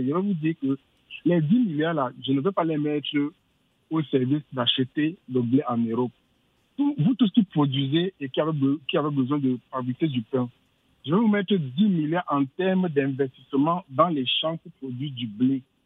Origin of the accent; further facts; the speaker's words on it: Bamileke of Cameroon, West, Cameroon; je suis Bamileke du Cameroun